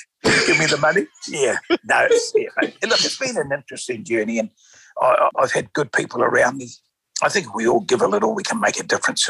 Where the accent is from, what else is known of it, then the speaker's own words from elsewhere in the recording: Wellington, New Zealand; as you know, I'm from Wellington and my grandma used to live in front of Government House